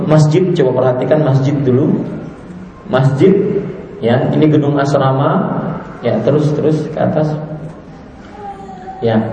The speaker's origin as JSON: {"language": "Indonesian", "town": "Banjarmasin", "region": "South Kalimantan", "country": "Indonesia", "said": "Uh, saya dari Banjarmasin harus sekolah ke Jawa."}